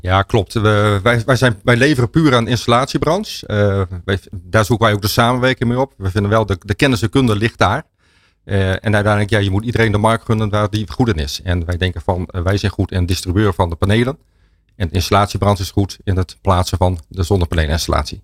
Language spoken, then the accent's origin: Dutch; Stadskanaal, Groningen, Netherlands; Ik kom zelf uit Stadskanaal